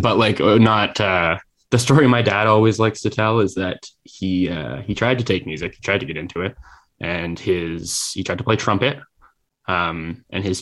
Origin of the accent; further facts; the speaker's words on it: Burlington, Ontario, Canada; also born or lived in Toronto; I grew up in Burlington, which is the least interesting part of the GTA